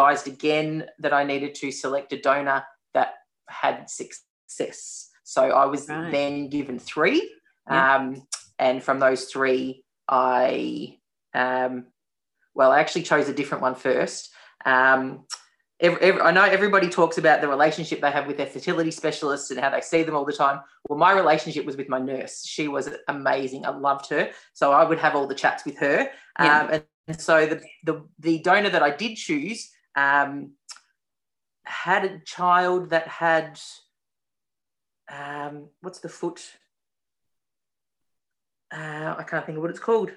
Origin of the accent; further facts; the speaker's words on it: Melbourne, Victoria, Australia; I'm from Melbourne